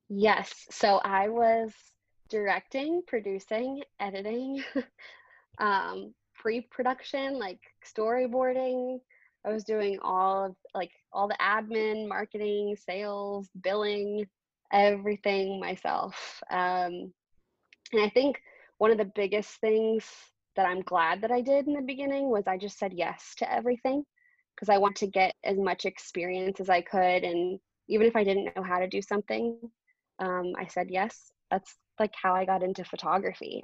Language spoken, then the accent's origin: English; Baltimore, Maryland, United States; I grew up in Baltimore too